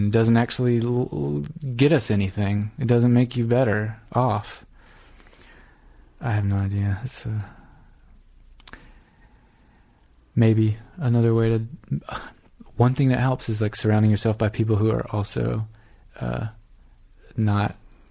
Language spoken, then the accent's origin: English; South Georgia, United States; moved away as an adult; also born or lived in Iowa City, Iowa / Northampton, Massachusetts / New York; I grew up in Georgia, went to the University of Georgia in Athens